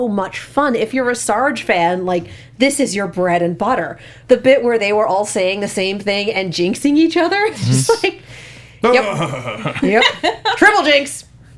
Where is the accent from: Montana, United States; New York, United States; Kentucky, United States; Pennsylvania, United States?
Montana, United States; I have a soft spot for Montana, but I kind of grew up there